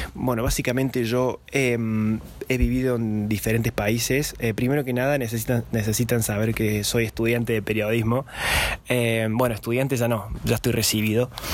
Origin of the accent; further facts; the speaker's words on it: Córdoba, Argentina; first language Spanish; Yo soy eh, cordobés, soy argentino